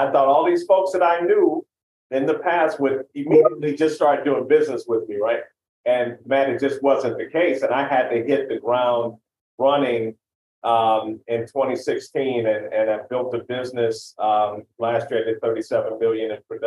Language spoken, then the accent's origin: English; St. Louis, Missouri, United States; I'm from Missouri, from the St. Louis area